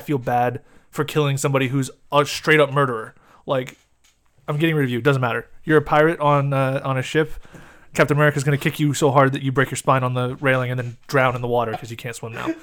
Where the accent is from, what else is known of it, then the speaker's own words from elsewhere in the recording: United States; we're American